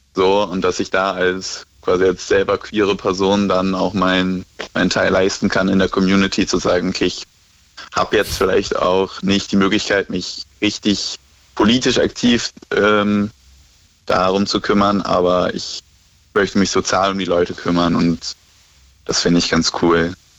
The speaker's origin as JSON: {"language": "German", "area": "near Cologne", "region": "North Rhine-Westphalia", "country": "Germany", "said": "ich komme aus der Nähe von Köln"}